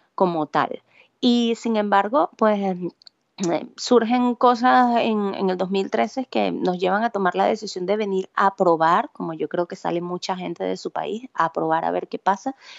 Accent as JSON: {"language": "Spanish", "town": "San Carlos", "region": "Cojedes", "country": "Venezuela", "tie": "born or raised there", "also_born_or_lived": "Valencia, Venezuela / Barquisimeto, Venezuela", "moved": "as an adult", "lives_now": "Spain", "said": "yo soy nacida en Valencia, criada en San Carlos Cojedes y eh, entre San Carlos y Barquisimeto, porque luego um, gran parte de mi vida lo viví en Barquisimeto"}